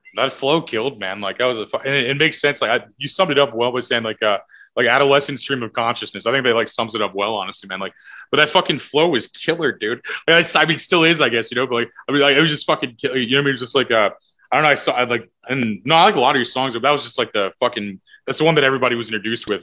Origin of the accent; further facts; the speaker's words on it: O'Fallon, United States; in O'Fallon, oh where I'm actually from